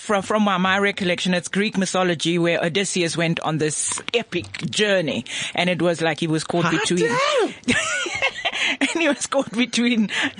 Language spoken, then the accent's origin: English; Karoo, South Africa; I'm from the Karoo